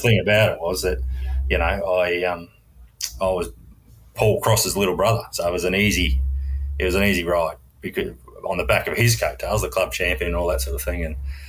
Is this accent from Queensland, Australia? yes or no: yes; Brisbane, Queensland, Australia; also born or lived in Jindalee, Brisbane; growing up in Gravely in Kapira